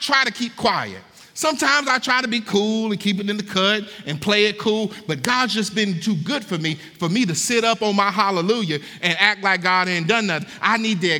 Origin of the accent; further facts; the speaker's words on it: Hattiesburg, Mississippi, United States; now in Kentucky, United States; when I moved to Kentucky, I'm from Hattiesburg, Mississippi